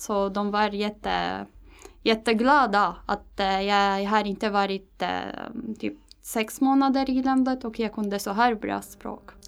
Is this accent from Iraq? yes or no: no; Damascus, Damascus Governorate, Syria; Swedish is a second language; moved away as an adult; now in Stockholm, Sweden; jag kommer från Syrien, äh, Damaskus